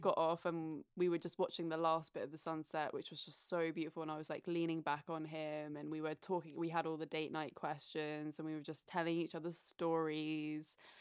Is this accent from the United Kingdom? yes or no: yes; United Kingdom; accent: British; now in United States